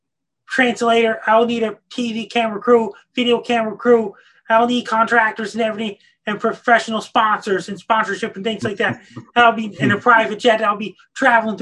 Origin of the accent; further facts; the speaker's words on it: Sydney, Nova Scotia, Canada; I graduated from Sydney Academy in 2004. That's a high school in Sydney, Nova Scotia